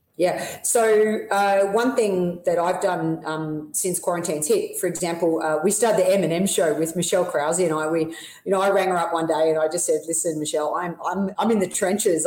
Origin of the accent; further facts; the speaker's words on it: Melbourne, Victoria, Australia; moved away as an adult; now in United States; I always spend three months of, of, the year back in Melbourne in my hometown